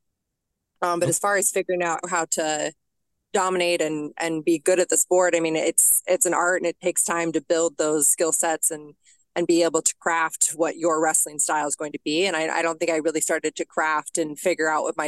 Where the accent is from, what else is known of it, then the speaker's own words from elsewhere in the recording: Denver, Colorado, United States; I grew up in Denver, Colorado, born and raised